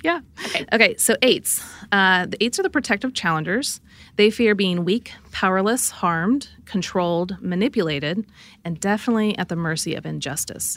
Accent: Midwest, United States; I grew up in the Midwest

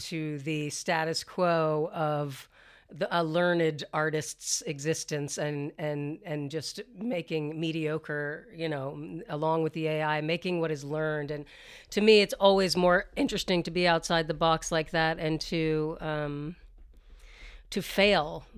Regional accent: the South, United States; I grew up in the South as well

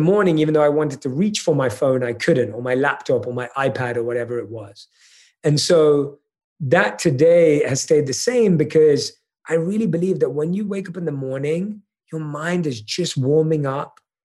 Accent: United Kingdom; I'm British

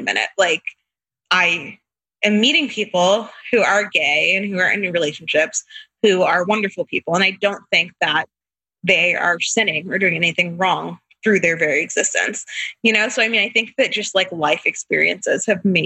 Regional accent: Tampa, Florida, United States; So we're from Tampa, but when we first got married, he was working at a church, not here. So we moved, but we moved back in 2018

